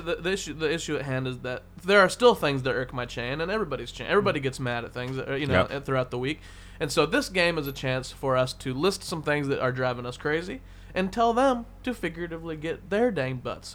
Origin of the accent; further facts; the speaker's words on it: Portland, Oregon, United States; Like I'm from Portland. We have crazy weather.